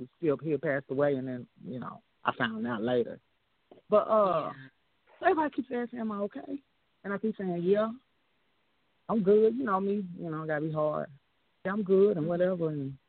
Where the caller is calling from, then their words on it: Arkansas, United States; from Arkansas.